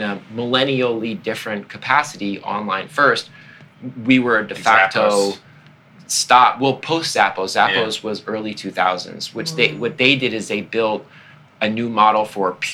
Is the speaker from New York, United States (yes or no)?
yes; Long Island, New York, United States; I'm from Long Island, always wanted to be in the city